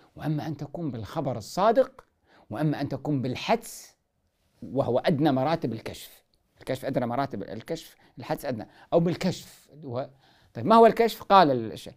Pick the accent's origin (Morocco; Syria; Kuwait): Kuwait; عندنا في الكويت